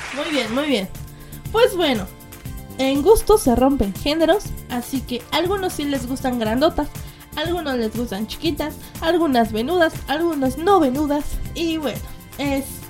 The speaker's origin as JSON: {"language": "Spanish", "country": "Mexico", "said": "yo soy de México"}